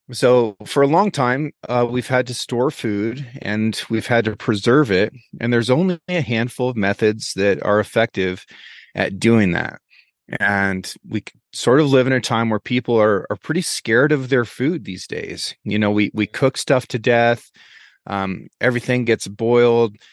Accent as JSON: {"language": "English", "region": "Oregon", "country": "United States", "tie": "born or raised there", "also_born_or_lived": "Norway / Dillon, Montana", "said": "I grew up here on the Six Ranch. The Sixth Ranch is, is my family's ranch. It's come down through my mom's side. We are one of the oldest businesses in the state of Oregon."}